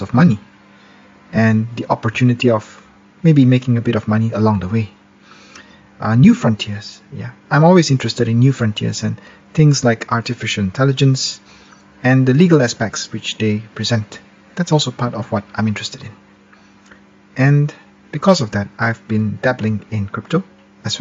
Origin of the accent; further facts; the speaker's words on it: Malaysia; I'm a lawyer from Malaysia